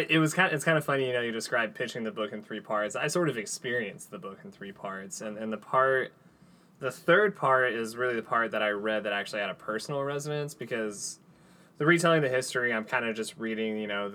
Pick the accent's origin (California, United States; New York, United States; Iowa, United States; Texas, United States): Texas, United States; Andrews; We grew up in Andrews, Texas. So out near Midland, Odessa area.